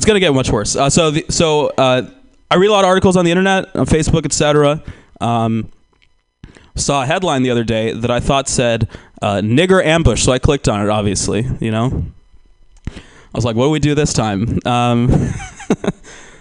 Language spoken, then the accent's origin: English; Georgia, United States; now in California, United States; I grew up in Georgia.